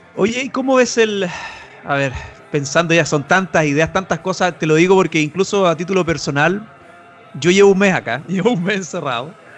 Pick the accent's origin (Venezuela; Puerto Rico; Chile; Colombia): Chile; nosotros como chilenos, como latinos